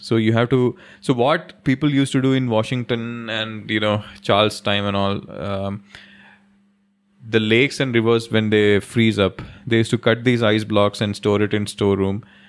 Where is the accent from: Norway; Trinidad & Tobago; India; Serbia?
India; Delhi; When we were kids in Delhi, when we were growing up in Delhi